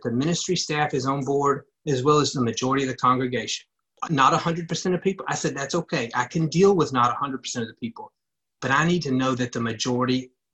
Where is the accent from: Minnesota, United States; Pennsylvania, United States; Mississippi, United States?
Mississippi, United States; Ripley; I grew up in Ripley, Mississippi, a small town.